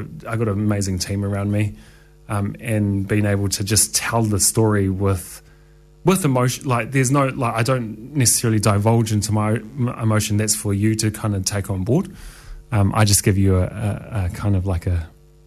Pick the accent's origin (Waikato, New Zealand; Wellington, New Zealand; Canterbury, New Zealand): Wellington, New Zealand; moved away; my hometown. I grew up in Wellington